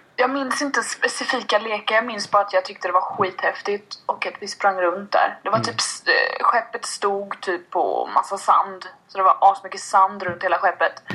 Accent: Sweden; Jag är född och uppväxt i, uppväxt i Kama

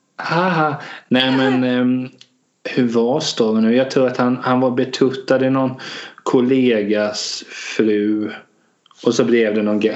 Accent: Hultsfred, Kalmar County, Sweden; also born or lived in Vetlanda; jag är uppväxt både i Hultsfred och Vetland

